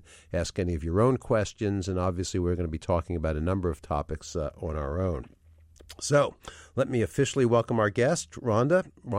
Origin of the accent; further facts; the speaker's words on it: New York, United States; now in Philadelphia, United States; I grew up in Greenwich Village in New York, although I've been in Philadelphia for 40 years